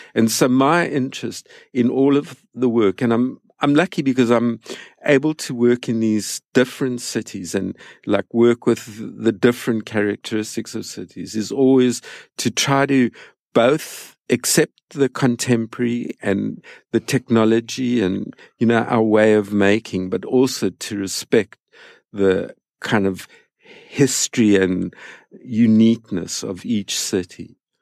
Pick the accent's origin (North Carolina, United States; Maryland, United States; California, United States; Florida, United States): California, United States; San Francisco; my hometown, which is San Francisco